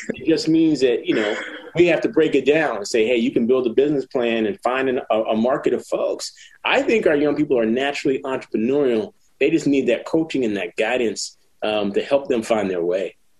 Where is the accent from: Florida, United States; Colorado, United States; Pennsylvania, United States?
Pennsylvania, United States; Philadelphia; also born or lived in San Jose, California; I ended up in Philly after my mom passed away, being raised by a cousin